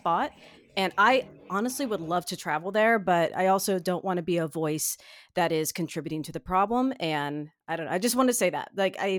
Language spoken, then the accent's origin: English; Ohio, United States; growing up in Ohio